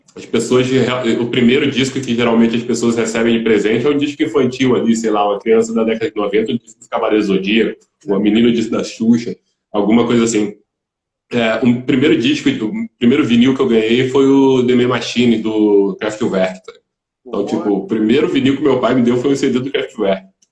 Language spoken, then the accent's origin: Portuguese; Volta Redonda, Rio de Janeiro, Brazil; also born or lived in Belo Horizonte; eu sou de Volta Redonda, é, interior de, do Rio